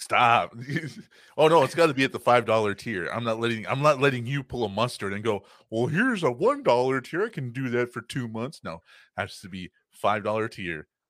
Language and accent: English; Texas, United States; I am from Texas